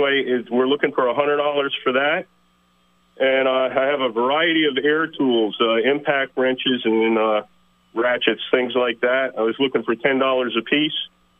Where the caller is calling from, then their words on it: Williston, United States; from Williston.